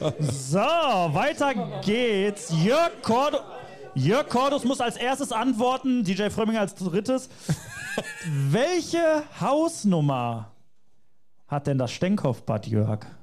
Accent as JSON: {"language": "German", "town": "Bottrop", "region": "North Rhine-Westphalia", "country": "Germany", "said": "aus Bottrop"}